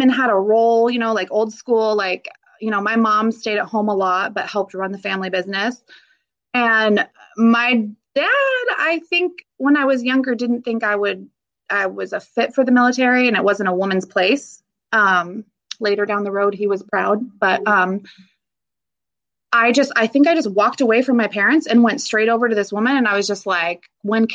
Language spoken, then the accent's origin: English; Vancouver, Washington, United States; I grew up here in Vancouver, Washington